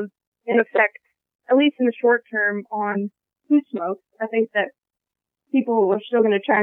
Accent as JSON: {"language": "English", "region": "Ohio", "country": "United States", "tie": "born or raised there", "moved": "yes", "lives_now": "Monterey, United States", "said": "No, I grew up in Ohio, actually."}